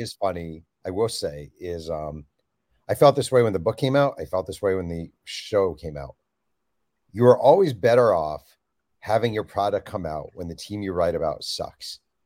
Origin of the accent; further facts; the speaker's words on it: New York, United States; I grew up in New York, a New Jersey Nets fan